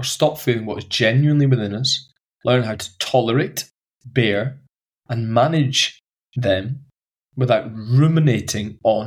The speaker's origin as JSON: {"language": "English", "region": "Highlands of Scotland", "country": "United Kingdom", "tie": "born or raised there", "said": "the friends I grew up with in the Highlands of Scotland"}